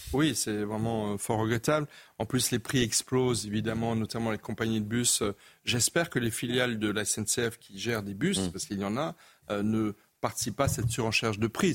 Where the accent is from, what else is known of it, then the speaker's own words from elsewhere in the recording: Alsace, Grand Est, France; je suis alsacien